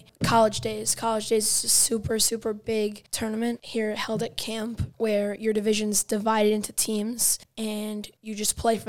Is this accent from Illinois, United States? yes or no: yes; Chicago, Illinois, United States; I'm from Chicago